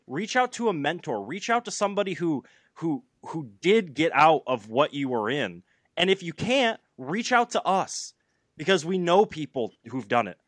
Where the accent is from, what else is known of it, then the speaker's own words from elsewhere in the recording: Flint, Michigan, United States; I grew up in the Flint area